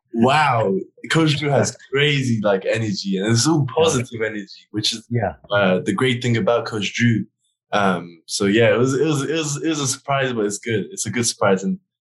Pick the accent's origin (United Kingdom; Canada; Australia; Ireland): United Kingdom; England; But in England, they over exaggerate, and no one can ride, no one can drive, no one can go to work, and it's just a snow day, which was fun as a little kid.